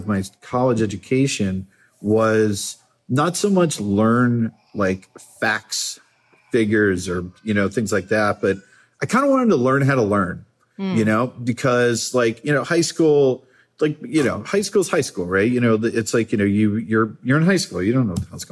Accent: Massachusetts, United States; moved away as an adult; also born or lived in Baltimore / California; I grew up in Massachusetts

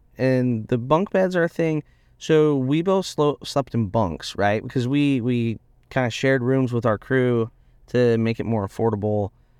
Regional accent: Indiana, United States; I grew up in Indiana.

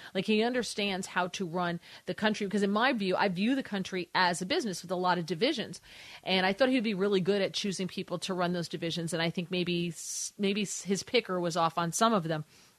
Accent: New Jersey, United States; Now, I grew up in New Jersey

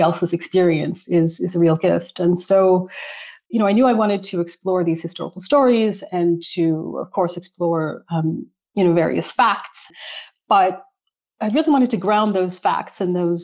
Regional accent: Calgary, Alberta, Canada; I'm from Calgary, born and raised

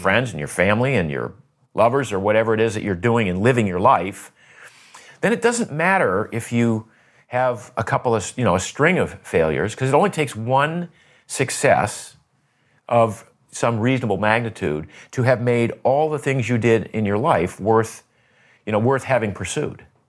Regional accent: Maine, United States; I grew up in Maine

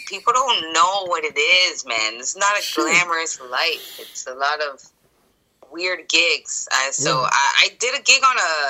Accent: Jamaica; I'm Jamaican, right? That's my background. Okay. But I'm so afraid of all these Jamaicans.

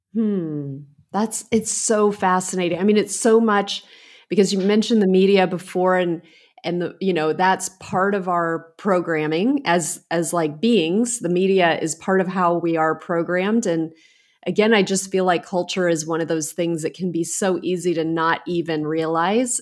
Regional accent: United States; also born or lived in England / Italy; I grew up in America

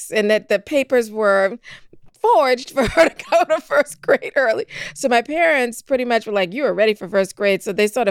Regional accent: Charleston, South Carolina, United States; I'm from that beautiful city, Charleston, South Carolina. I grew up there

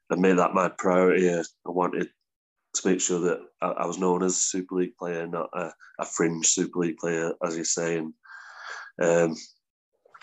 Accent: Warrington, North West England, United Kingdom; moved away as an adult; also born or lived in Queensland; Warrington's my hometown club

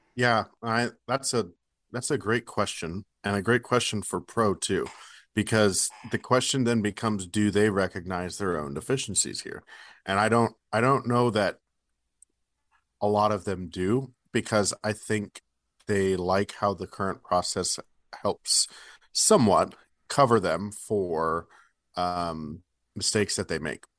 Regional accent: Bay Area, Northern California, United States; now in Kansas City, United States; So I grew up in the Bay Area. Uh, grew up in Northern California.

